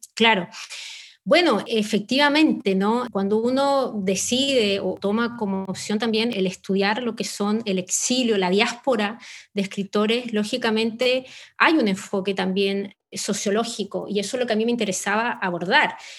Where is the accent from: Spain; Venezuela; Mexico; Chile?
Chile